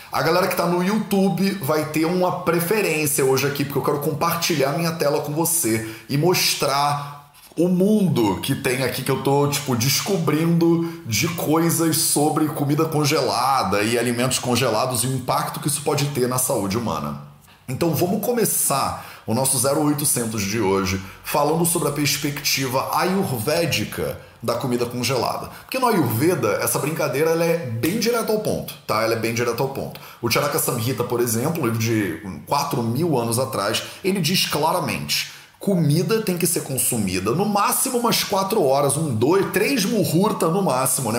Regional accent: Rio de Janeiro, Brazil; accent: carioca; eu fui criado no Rio de Janeiro. No Rio de Janeiro, não dá nem para perceber, né? Pelo meu sotaque sutil, né? De carioca

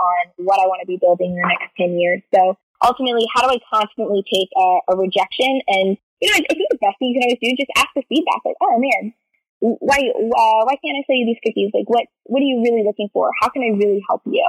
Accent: East Coast, United States; moved away as an adult; also born or lived in San Francisco; now in New York, United States; I'm originally from the East Coast

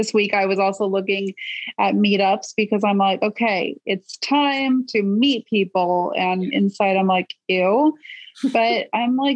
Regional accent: California, United States; I'm from California.

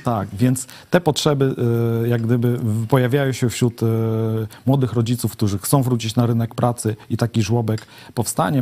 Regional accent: Łęczna, Lublin Voivodeship, Poland; Od urodzenia mieszkam w mieście, znam jej problemy, znam wszystkich mieszkańców

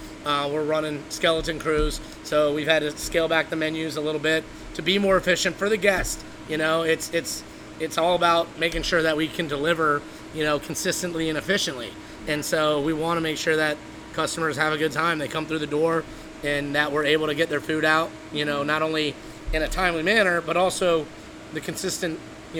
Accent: Buffalo, New York, United States; born there; I was born in Buffalo. So I'm a buffalo wing connoisseur.

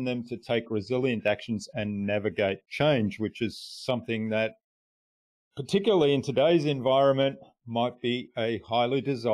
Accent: Australia; first language German; English is a second language; also born or lived in Germany; when I first went to school, I couldn't speak a word of English here in Australia. So I was born in Germany. I was brought up in a German household.

